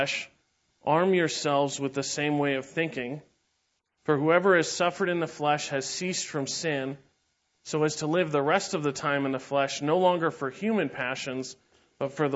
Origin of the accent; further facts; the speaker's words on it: San Diego, California, United States; I grew up in San Diego